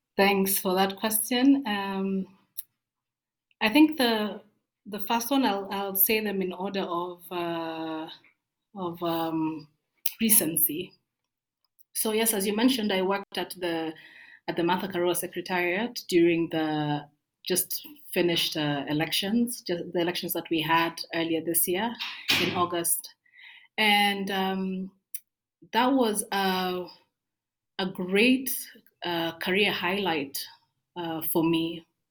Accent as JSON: {"language": "English", "town": "Kericho", "region": "Kericho County", "country": "Kenya", "tie": "born or raised there", "moved": "as an adult", "lives_now": "Nairobi, Kenya", "said": "I grew up in Kericho"}